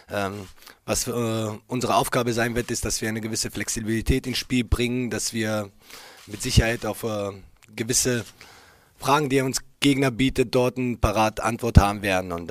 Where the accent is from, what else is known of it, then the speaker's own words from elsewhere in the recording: Berlin, Germany; jeder, der mich kennt, ich bin hier in der Stadt geboren. Äh, diese Stadt, äh, dieser Verein bedeuten natürlich für mich viel mehr als nur Arbeitgeber, habe ich gesagt. Und äh, ich kenne uns Berliner alle.